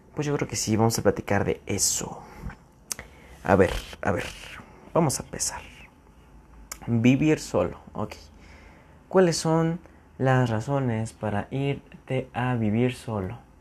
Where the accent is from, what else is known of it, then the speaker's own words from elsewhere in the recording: near San Juan del Río, Querétaro, Mexico; moved away as an adult; cerca de donde yo vivo, de donde yo soy originario, hay como una mini ciudad, mini ciudad, se llama San Juan del Río